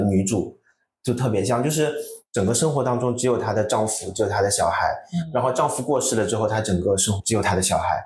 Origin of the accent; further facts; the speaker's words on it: Shanghai, China; 我们上海话